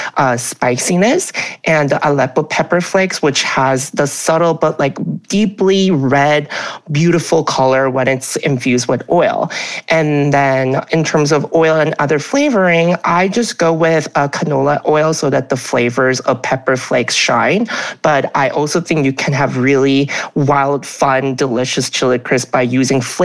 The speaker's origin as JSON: {"language": "English", "region": "Alabama", "country": "United States", "tie": "born or raised there", "moved": "yes", "lives_now": "New York City, United States", "said": "I grew up in Alabama"}